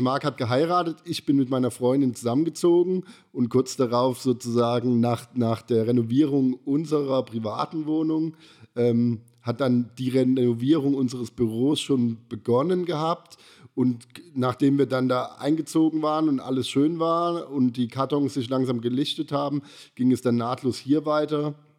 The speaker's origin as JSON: {"language": "German", "country": "Germany", "tie": "born or raised there", "moved": "yes", "lives_now": "Karlsruhe, Germany", "said": "ich bin ja am Neckar so ein bisschen groß geworden, zwar nicht direkt am Neckar, aber ich hatte so eine halbe Stunde Fahrzeit"}